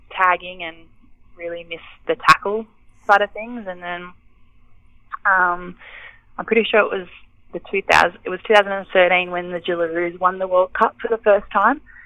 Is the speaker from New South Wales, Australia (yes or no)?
yes; Bega, New South Wales, Australia; I grew up in Bega